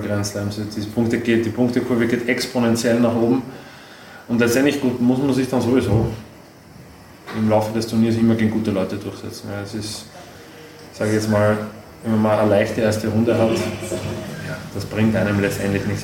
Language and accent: German; Austria